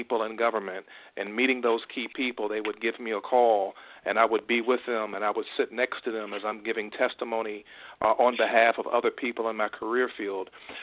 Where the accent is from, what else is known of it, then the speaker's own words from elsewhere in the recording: Richmond, Virginia, United States; I'm a graduate of Virginia Commonwealth University in Richmond, Virginia. That's my hometown, and so is my wife